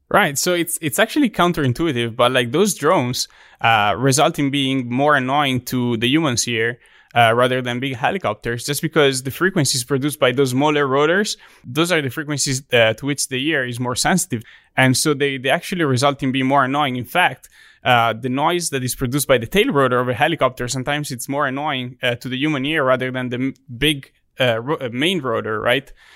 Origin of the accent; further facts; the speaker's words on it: Italy; English is a second language; moved away as an adult; also born or lived in Texas; now in Auburn, United States; my hometown in Italy